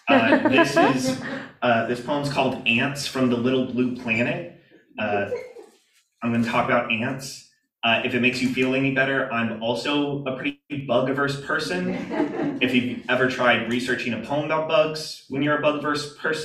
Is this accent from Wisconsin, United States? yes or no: no; Georgia, United States; my home state of Georgia